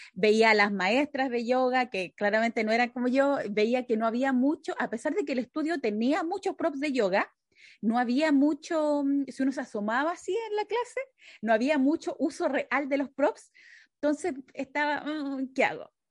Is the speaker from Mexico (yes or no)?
no; Chile; moved away as an adult; now in United States; cuando yo me vine de Chile acá a Estados Unidos